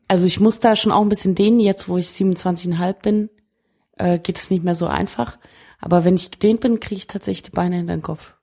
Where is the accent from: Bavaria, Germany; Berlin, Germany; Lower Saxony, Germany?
Berlin, Germany; als Berliner